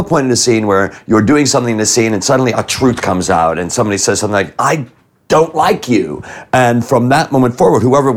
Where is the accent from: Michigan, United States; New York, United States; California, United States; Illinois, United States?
Illinois, United States; Chicago; moved away; I'm from Chicago. I'm from Rogers